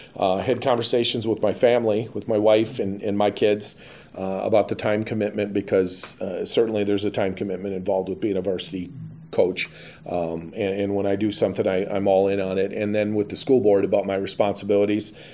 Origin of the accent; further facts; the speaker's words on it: Pittsville, Wisconsin, United States; moved away as an adult; my hometown